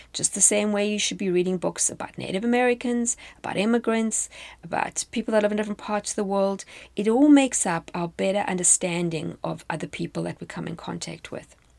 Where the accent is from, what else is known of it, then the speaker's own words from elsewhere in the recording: South Africa; moved away as an adult; now in United States; When I was in South Africa, this would obviously have applied to me as a South African